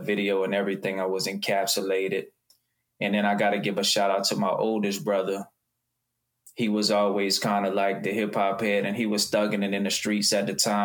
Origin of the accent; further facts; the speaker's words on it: Houma, Louisiana, United States; I'm from Houma, Louisiana. It's a little small town south of New Orleans